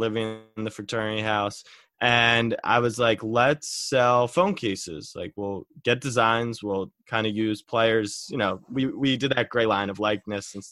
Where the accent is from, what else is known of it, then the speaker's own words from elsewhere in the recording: Maryland, United States; I was from Maryland, so lacrosse was big